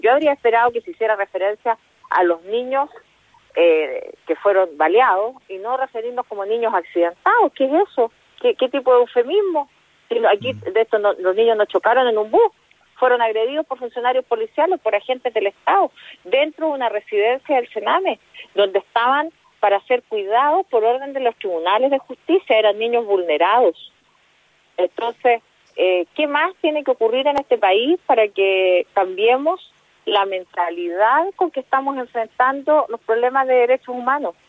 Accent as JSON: {"language": "Spanish", "country": "Chile", "said": "nosotros como chilenos y chilenas"}